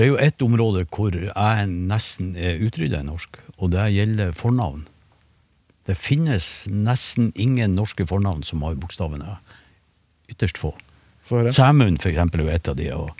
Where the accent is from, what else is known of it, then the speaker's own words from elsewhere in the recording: Northern Norway, Norway; Nå er jeg nordlending